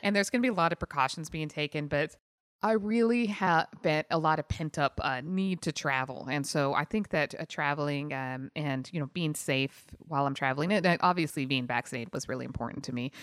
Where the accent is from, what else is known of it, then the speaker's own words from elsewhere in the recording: Utah, United States; moved away; also born or lived in San Jose; I grew up in Utah